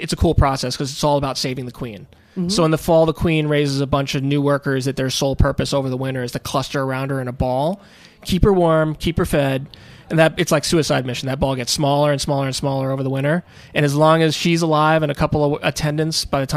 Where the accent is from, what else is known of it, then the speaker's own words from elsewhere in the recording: New York City, New York, United States; also born or lived in Massachusetts; I grew up born and raised in New York City, but spent a lot of time up in Massachusetts